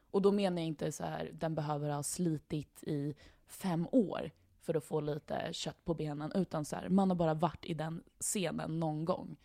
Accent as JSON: {"language": "Swedish", "country": "Sweden", "said": "vi som svenskar"}